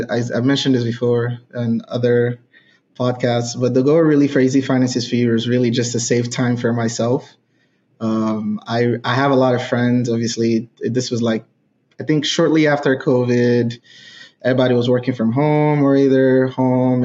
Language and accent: English; Nigeria; moved away as an adult; now in United States; I grew up in Nigeria.